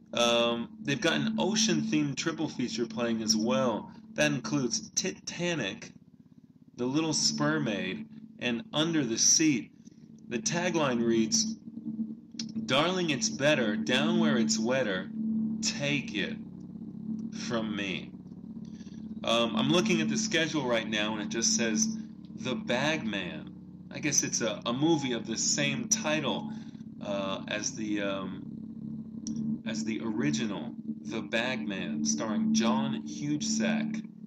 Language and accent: English; San Francisco, California, United States; now in Tokyo, Japan; San Francisco, my, uh, my hometown